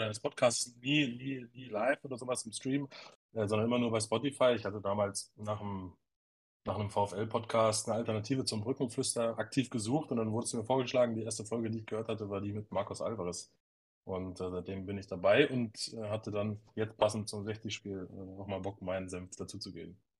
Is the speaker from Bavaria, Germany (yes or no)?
no; Osnabrück district, Lower Saxony, Germany; now in Munich, Germany; gebürtiger Schilderhauser